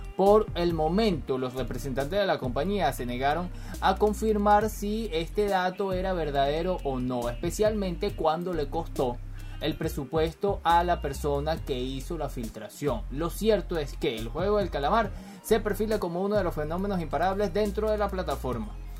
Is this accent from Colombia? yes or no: no; Venezuela; yo soy venezolano y aquí en Caracas